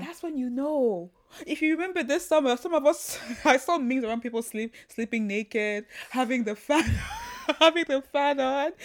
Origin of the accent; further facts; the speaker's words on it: Kilimanjaro, Tanzania; moved away; also born or lived in Cameroon; I grew up in Tanzania, the Mount Kilimanjaro where I grew up around